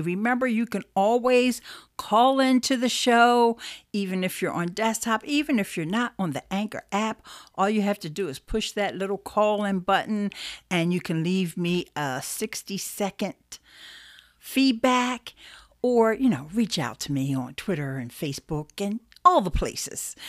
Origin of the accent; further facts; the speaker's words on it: Philadelphia, Pennsylvania, United States; Philly's my hometown